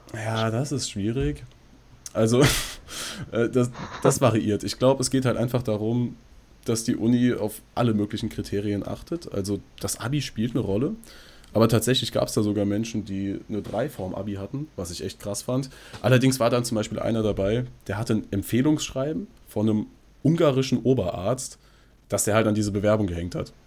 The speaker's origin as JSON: {"language": "German", "area": "near Frankfurt", "region": "Hesse", "country": "Germany", "said": "wir kommen aus der Nähe Frankfurt"}